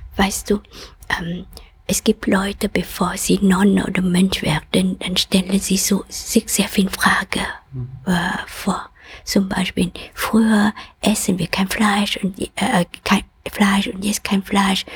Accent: Vietnam; German is a second language; moved away; komme aus Vietnam und ich bin auch geboren in Jahren, wo ries, ähm, äh, starken und intensiver Krieg ist.

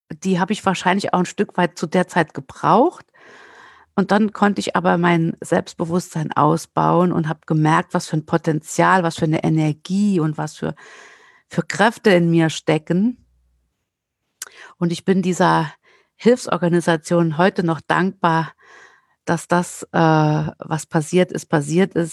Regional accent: Saarland, Germany; ich bin ja Saarländerin und wer Saarländer kennt, weiß, dass die gerne campen, zelten und nach Südfrankreich fahren.

